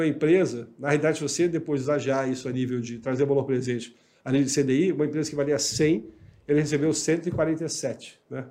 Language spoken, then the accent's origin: Portuguese; Rio de Janeiro, Brazil; moved away as an adult; now in Igrejinha, Brazil; eu, como carioca, agora estou no sul do país, né? Eu estou em Igrejinha